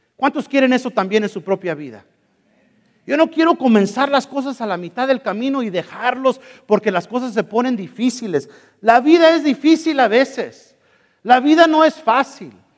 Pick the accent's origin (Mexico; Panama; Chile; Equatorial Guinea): Mexico; soy mexicano